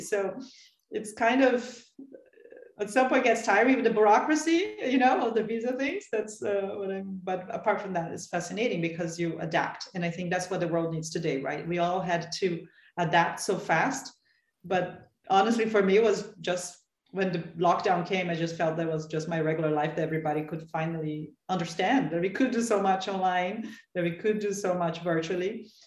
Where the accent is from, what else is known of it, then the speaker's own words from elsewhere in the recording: São Paulo, Brazil; I'm from Sao Paulo